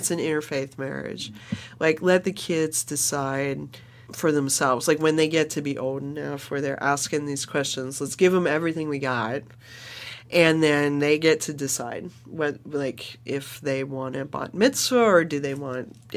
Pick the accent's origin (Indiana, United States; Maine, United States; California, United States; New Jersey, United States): California, United States; as a Californian, my fourth generation Californian, you know, my mom works in the Native American community